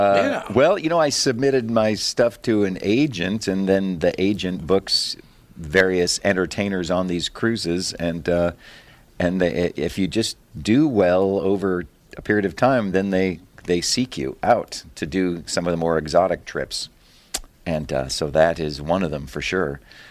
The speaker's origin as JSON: {"language": "English", "country": "United States", "said": "It does help to be an American with a foreign audience, though, versus being an Aussie or a Brit, because..."}